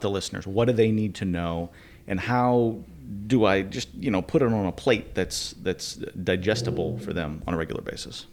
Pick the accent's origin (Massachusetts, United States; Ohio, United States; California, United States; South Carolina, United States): Massachusetts, United States; Wayland; moved away; about twenty miles west of Boston, Wayland, Massachusetts.